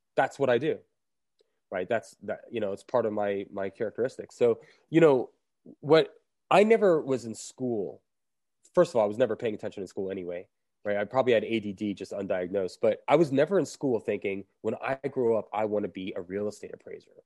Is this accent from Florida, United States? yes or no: yes; Fort Lauderdale, Florida, United States; now in Asheville, United States; it's my hometown